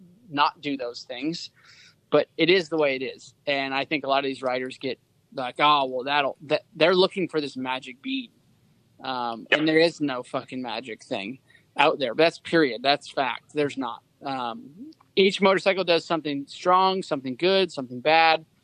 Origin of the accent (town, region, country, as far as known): Seattle, Washington, United States; born or raised there